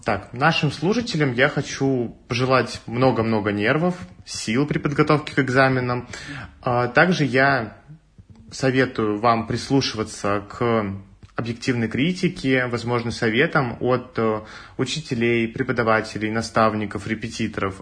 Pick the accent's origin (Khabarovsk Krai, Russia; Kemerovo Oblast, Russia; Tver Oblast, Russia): Tver Oblast, Russia; Tver; moved away as an adult; now in Moscow, Russia; я из Твери